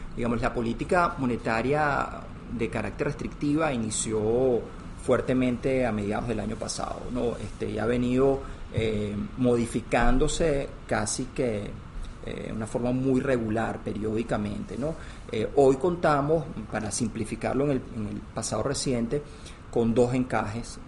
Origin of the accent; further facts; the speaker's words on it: Venezuela; mi historia es de un profesional este, venezolano, la verdad que mi carrera se ha desarrollado toda en Venezuela